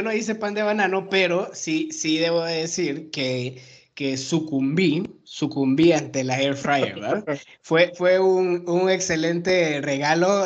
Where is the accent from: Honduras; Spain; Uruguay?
Honduras; moved away as an adult; now in Mexico; yo llevo cinco años en México, soy hondureño